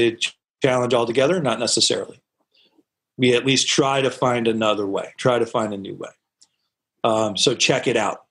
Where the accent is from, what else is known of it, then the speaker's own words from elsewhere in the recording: Norwalk, Connecticut, United States; I'm originally born and raised in Norwalk. Well, raised in Norwalk, Connecticut, down on the coast